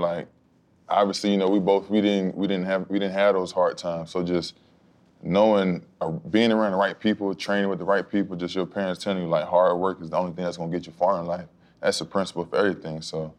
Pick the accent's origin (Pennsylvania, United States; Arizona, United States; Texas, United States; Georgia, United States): Pennsylvania, United States; Philadelphia; moved away as an adult; also born or lived in Gainesville, Florida; growing up in Philadelphia, that's a different type of lifestyle.